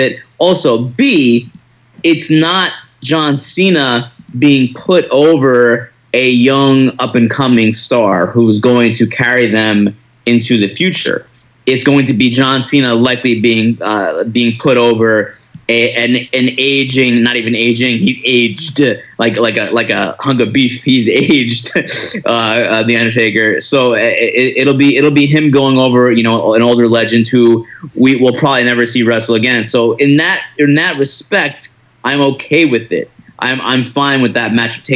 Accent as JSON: {"language": "English", "region": "New York", "country": "United States", "said": "I'm a New Yorker through and through"}